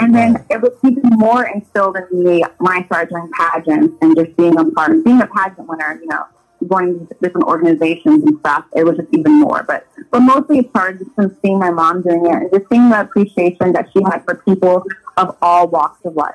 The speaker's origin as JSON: {"language": "English", "town": "Woodbridge", "region": "Virginia", "country": "United States", "tie": "born or raised there", "moved": "as an adult", "lives_now": "Los Angeles, United States", "said": "born and raised Northern Virginia"}